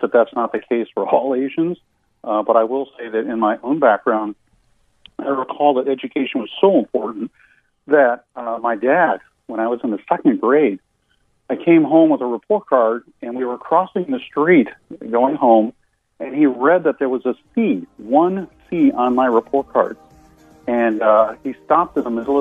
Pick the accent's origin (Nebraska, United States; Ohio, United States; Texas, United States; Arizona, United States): Ohio, United States; Cleveland; now in Lancaster, United States; I'm a native Clevelander in Lancaster, Pennsylvania these days